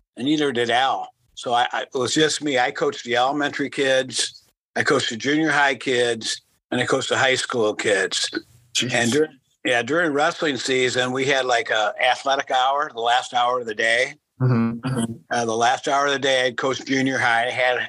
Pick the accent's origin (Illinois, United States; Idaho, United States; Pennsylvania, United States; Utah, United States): Illinois, United States; Arlington Heights; moved away as an adult; also born or lived in Lisbon, Iowa / Iowa City, Iowa; now in Iowa, United States; I went to John Hersey High School in Arlington Heights.